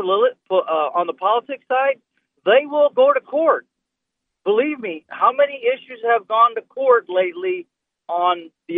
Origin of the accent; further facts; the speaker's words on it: Florida, United States; I'm born and raised in Florida.